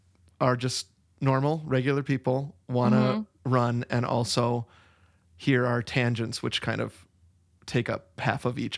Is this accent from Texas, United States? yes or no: no; Wisconsin, United States; We're both from Wisconsin originally